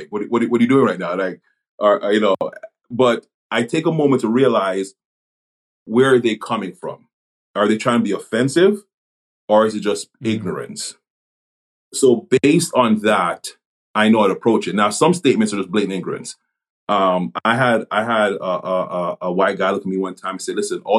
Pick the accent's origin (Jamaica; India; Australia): Jamaica; born there; I was born in Jamaica. I was born on the island, and you know, raised here.